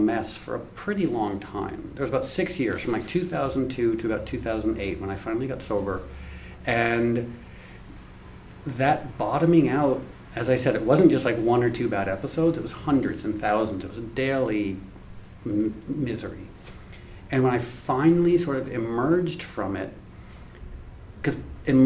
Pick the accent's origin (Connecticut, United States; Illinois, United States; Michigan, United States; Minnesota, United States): Connecticut, United States; Darien; I grew up in Darien, Connecticut, which is one of the most affluent places in the world